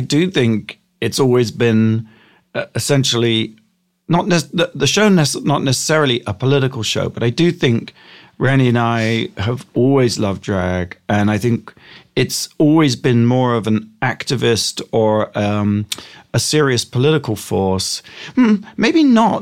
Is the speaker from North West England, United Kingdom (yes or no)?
no; Gosport, South East England, United Kingdom; moved away as an adult; now in United States; I grew up in England.